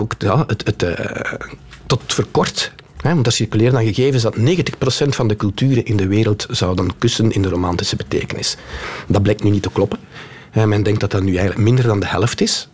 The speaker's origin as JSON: {"language": "Dutch", "area": "Kempen", "region": "Flanders", "country": "Belgium", "said": "ik kom uit de Kempen."}